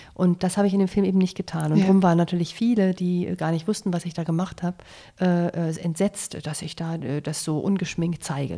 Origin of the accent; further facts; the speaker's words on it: Germany; also born or lived in Munich; bei uns in Deutschland